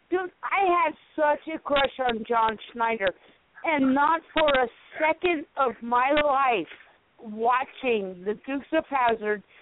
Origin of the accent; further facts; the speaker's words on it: South Carolina, United States; I grew up in South Carolina. I I was not born in South Carolina